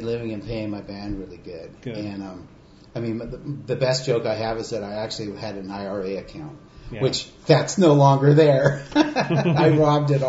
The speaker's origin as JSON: {"language": "English", "town": "Monterey", "region": "California", "country": "United States", "tie": "born or raised there", "also_born_or_lived": "San Francisco Bay Area", "said": "I grew up in Monterey"}